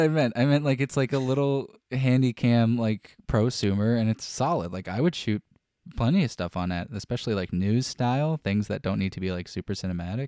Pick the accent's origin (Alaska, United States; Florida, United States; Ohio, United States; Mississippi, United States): Florida, United States; I was born here in Florida and raised here in Florida and still currently live here in Florida.